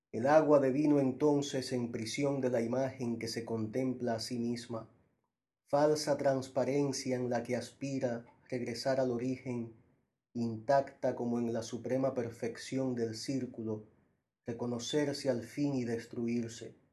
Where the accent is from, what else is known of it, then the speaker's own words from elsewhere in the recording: Santo Domingo, Distrito Nacional, Dominican Republic; also born or lived in Puerto Rico; now in New York, United States; yo me fui desplazando, primero de Santo Domingo a Puerto Rico, donde viví casi un año, luego de Puerto Rico a Nueva York. Y es en Nueva York donde creo que se termina de, escribir